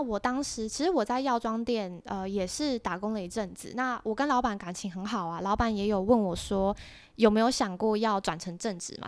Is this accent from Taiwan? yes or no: yes; Taiwan; moved away as an adult; also born or lived in Australia; now in Singapore; 我是台湾人